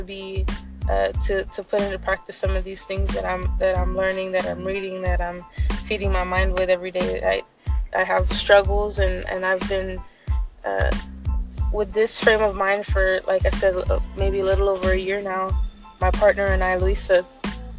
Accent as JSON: {"language": "English", "town": "San Antonio", "region": "Texas", "country": "United States", "said": "I'm from San Antonio, Texas"}